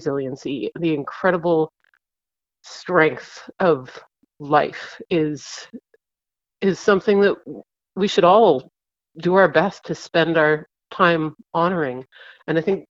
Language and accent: English; East Coast, Canada; moved away; growing up on the East Coast, I spent a lot of time as a kid just staring into tidal pools